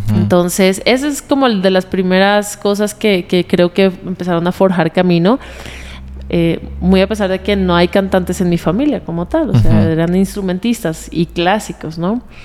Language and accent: Spanish; Colombia; moved away as an adult; also born or lived in United States / Bolivia; now in Mexico; yo crecí en Colombia